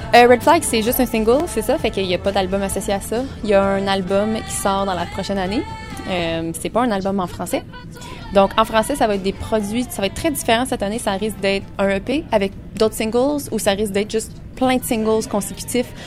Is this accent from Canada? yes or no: yes; Fournier, Ontario, Canada; on a grandi dans le milieu de la campagne. moi, je suis née à Fournier